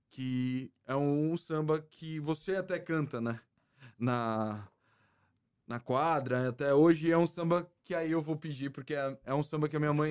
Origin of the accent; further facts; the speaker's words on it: Santos, São Paulo, Brazil; somos três crias do Marapé. Eu também tá. nasci no Marapé, ali minha família do Marapé.